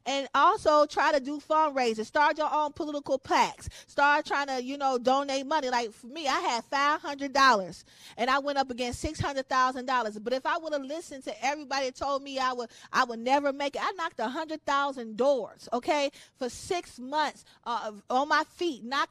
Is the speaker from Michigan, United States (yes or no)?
yes; Detroit, Michigan, United States; born and raised in Detroit. I'm a diehard Detroiter.